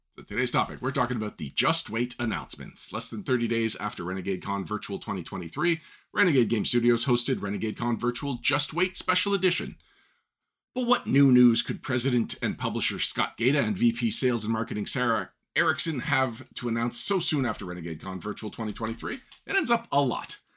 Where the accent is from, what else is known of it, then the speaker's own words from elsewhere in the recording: Canada; I'm Canadian